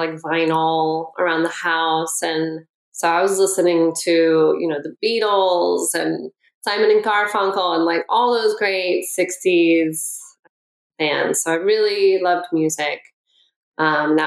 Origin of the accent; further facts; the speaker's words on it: Oakland, California, United States; I grew up in Oakland, and I had two older brothers